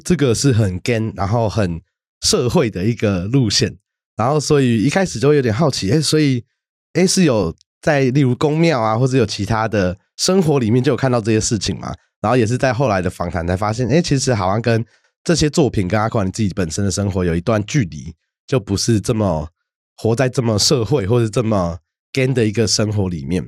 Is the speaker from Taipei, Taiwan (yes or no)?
yes; Taipei, Taiwan; 我从小都在台北长大，是。那我以前住的地方在万方社区， 就我们讲靠木栅，把沙那边。嗯。那我小时候开始会讲台语，也是因为我在阿妈家长大